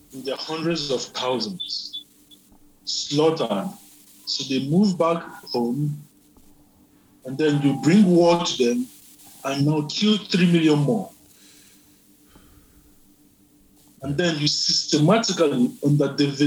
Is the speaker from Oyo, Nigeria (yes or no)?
no; Zaria, Kaduna State, Nigeria; was born in Zaria. And grew up in the north